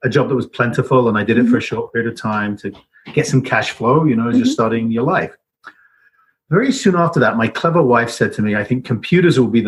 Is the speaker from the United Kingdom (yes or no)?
yes; England, United Kingdom; moved away as an adult; now in Boulder, United States; I grew up in England, and my parents are from immigrant families